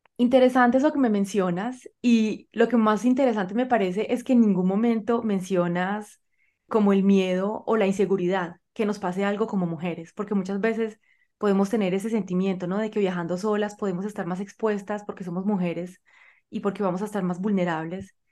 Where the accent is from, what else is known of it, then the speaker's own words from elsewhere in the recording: Colombia; yo soy colombiana y vivo en Colombia